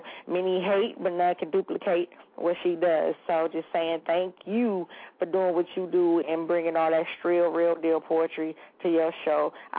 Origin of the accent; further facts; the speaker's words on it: Michigan, United States; now in Atlanta, United States; I'm in a new state. I'm from Michigan now. I'm in Atlanta doing my Thug Dizzle.